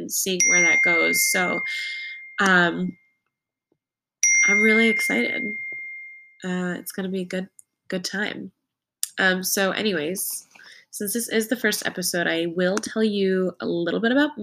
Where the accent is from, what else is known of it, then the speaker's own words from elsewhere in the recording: New England, United States; now in New York City, United States; I grew up in New England in a family, an immediate family of 4.